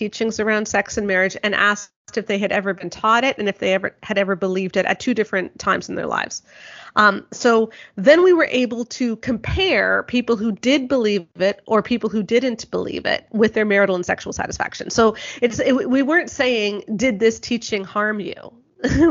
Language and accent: English; southeastern Ontario, Canada; my hometown in southeastern Ontario